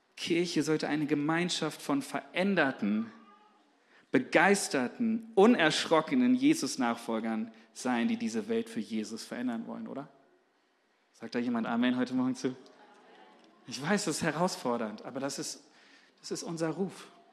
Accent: Germany; als Deutsche

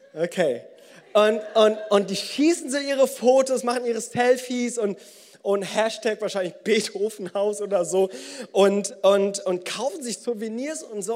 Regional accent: Bonn, North Rhine-Westphalia, Germany; unter uns Bonnern

